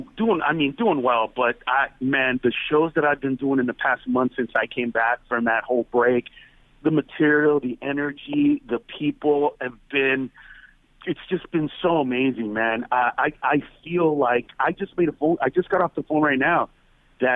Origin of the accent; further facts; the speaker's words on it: Honduras; now in Los Angeles, United States; I come from Honduras.